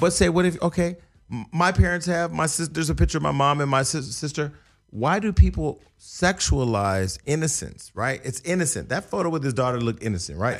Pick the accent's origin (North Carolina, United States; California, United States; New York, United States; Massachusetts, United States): California, United States; Stockton; my hometown was in the news